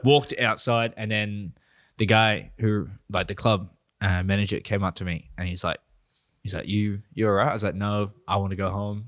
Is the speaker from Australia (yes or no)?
yes; New South Wales, Australia; moved away; I grew up in New South Wales for, like, fourteen years